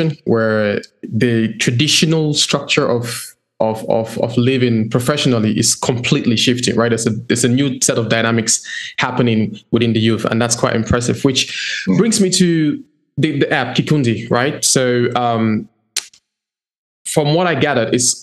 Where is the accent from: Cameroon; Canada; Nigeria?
Cameroon; I'm from Cameroon